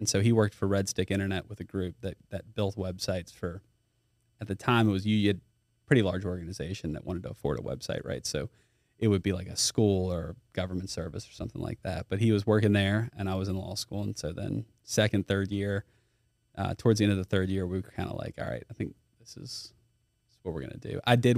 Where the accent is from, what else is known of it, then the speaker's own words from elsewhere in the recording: Baton Rouge, Louisiana, United States; I am from Baton Rouge. Went to Dunham for a while. Finished at U High.